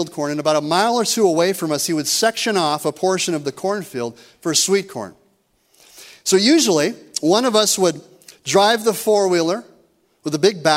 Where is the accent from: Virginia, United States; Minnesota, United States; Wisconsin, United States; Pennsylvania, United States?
Minnesota, United States; rural; moved away; I grew up with two younger brothers in rural Minnesota.